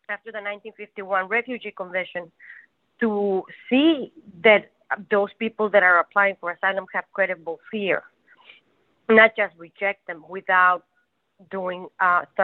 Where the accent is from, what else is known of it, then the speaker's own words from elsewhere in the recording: Ciudad Juárez, Chihuahua, Mexico; also born or lived in El Paso, Texas; I was born in El Paso, Texas, but as a baby, I moved to Juarez, Mexico with my family. And then I went to school starting at sixth grade until senior year in high school. I went to school in El Paso, Texas.